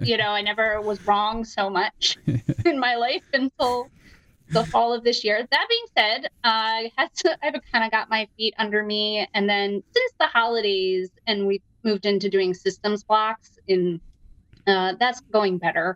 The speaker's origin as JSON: {"language": "English", "town": "Downingtown", "region": "Pennsylvania", "country": "United States", "tie": "born or raised there", "moved": "as an adult", "lives_now": "Evanston, United States", "said": "From outside of Philadelphia. Uh, shout out to Downingtown, Pennsylvania, my hometown."}